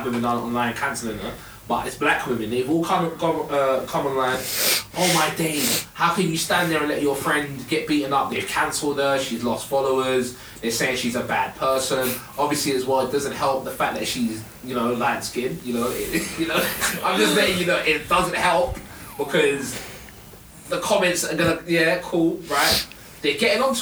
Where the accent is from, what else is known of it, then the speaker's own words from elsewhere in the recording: London, United Kingdom; I'm from South